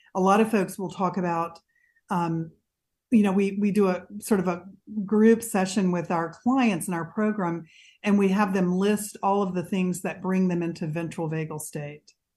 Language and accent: English; Mississippi, United States; I grew up in Mississippi